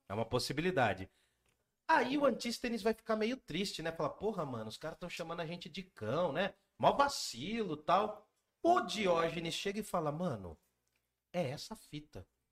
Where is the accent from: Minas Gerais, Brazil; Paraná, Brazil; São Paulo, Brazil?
São Paulo, Brazil; Jundiaí; A gente veio do Gandra, que a gente estudou numa escola aqui de Jundiaí